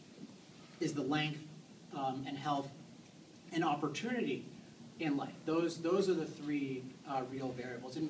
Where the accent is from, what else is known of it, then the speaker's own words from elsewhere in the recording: East Coast, United States; now in Southern California, United States; I was born on the East Coast